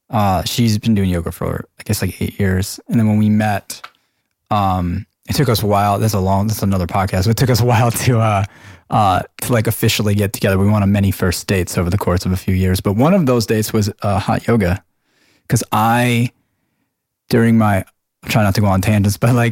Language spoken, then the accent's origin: English; Long Island, New York, United States; I'm from Long Island